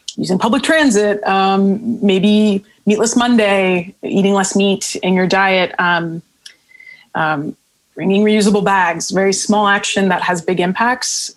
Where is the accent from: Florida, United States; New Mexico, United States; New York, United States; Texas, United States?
Florida, United States; Miami; moved away; Miami, my hometown